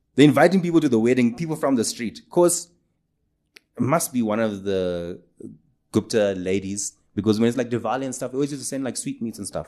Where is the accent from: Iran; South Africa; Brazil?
South Africa; Durban, KwaZulu-Natal; I grew up in Durban